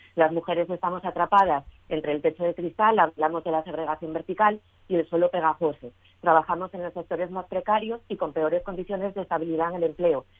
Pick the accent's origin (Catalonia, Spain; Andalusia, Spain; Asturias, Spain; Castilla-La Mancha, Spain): Asturias, Spain; las mujeres eh, asturianas somos campeonas en esa brecha de actividad, somos las mujeres asturianas